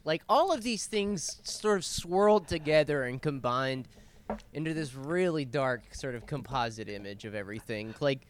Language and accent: English; Grimes, United States; Shout out to Grimes, baby. I'm from Grimes, born and raised, baby.